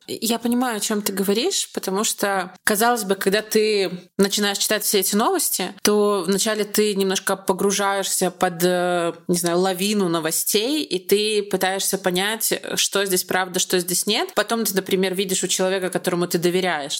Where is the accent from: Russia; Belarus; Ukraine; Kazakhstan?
Belarus; я из Беларуси